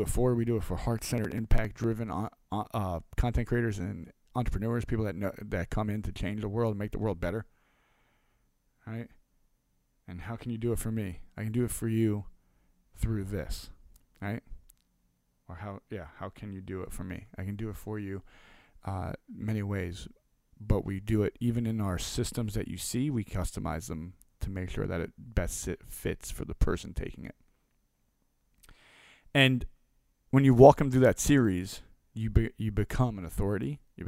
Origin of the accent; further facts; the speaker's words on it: New York, United States; born there; now in Delaware, United States; I was born in New York to two of some of the craziest and most amazing people on earth. We moved a little bit all over, until I got older and plotted in Delaware in a snowstorm